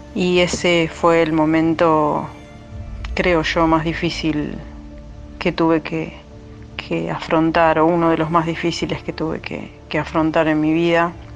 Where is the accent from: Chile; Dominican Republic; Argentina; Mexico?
Argentina; La Plata, Buenos Aires Province; soy de La Plata